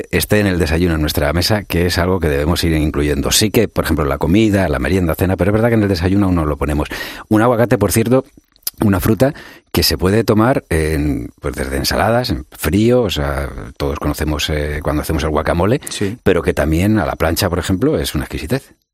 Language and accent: Spanish; Spain; yo soy muy, muy español